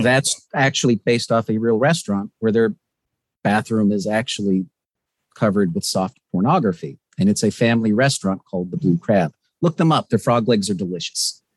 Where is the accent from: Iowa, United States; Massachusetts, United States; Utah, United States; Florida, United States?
Florida, United States; West Palm Beach; also born or lived in Ocala, Florida; I grew up in Florida. Um, I was actually born near Ocala, which is the middle of fucking nowhere. Uh, you basically have more alligators than people. And I was raised in the West Palm Beach area.